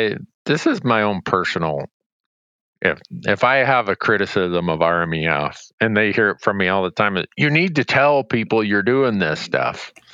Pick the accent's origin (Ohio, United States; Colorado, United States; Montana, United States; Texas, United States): Montana, United States; like in my home state of Montana